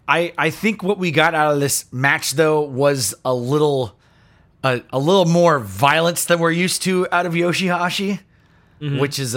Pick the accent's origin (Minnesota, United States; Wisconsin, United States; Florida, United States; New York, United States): Florida, United States; I'm from Florida. I have absolutely no feelings for you about your fucking humidity complaints.